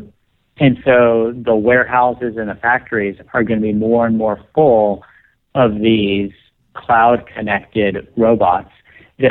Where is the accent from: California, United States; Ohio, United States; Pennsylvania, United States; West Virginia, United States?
West Virginia, United States; moved away; I grew up in West Virginia